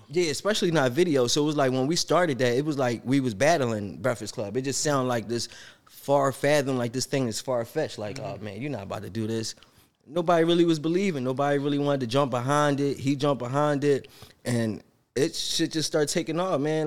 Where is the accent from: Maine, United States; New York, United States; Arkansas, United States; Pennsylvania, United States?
Pennsylvania, United States; Philadelphia; I'm from Philly. I love Philly.